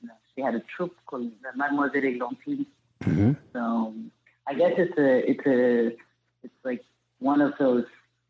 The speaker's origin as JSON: {"language": "English", "region": "Amazonas", "country": "Venezuela", "tie": "born or raised there", "second_language": "English", "moved": "yes", "said": "growing up in Venezuela and in the Amazon"}